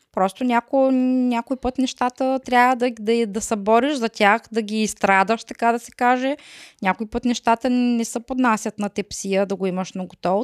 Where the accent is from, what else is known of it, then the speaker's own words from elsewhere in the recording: Bulgaria; moved away as an adult; now in Germany; Трябва да си ходим в България пак